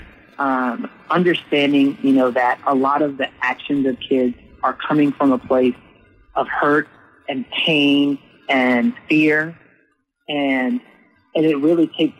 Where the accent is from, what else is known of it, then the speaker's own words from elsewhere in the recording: New Orleans, Louisiana, United States; I'm from Southern Louisiana, New Orleans, born and raised